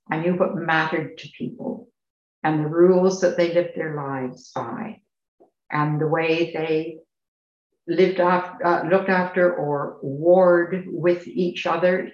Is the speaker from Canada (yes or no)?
yes; Canada; moved away as an adult; now in United Kingdom; I'm Canadian and that's still home.